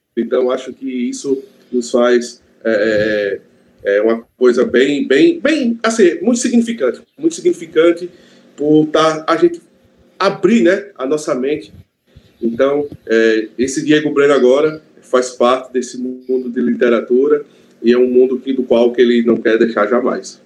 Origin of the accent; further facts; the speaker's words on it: Natal, Rio Grande do Norte, Brazil; eu levanto a bandeira do Alecrim, que é o bairro onde nasci e me criei